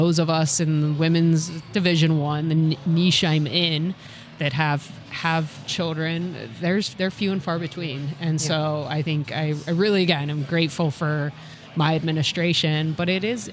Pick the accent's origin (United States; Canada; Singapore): United States; Southern California; moved away as an adult; also born or lived in Harvard, Massachusetts; now in St. Louis, United States; I'm not from St. Louis. I grew up in Southern California